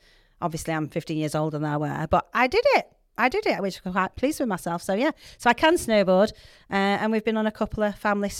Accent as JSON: {"language": "English", "region": "Yorkshire and the Humber", "country": "United Kingdom", "accent": "Yorkshire", "said": "I want to keep my Yorkshire accent."}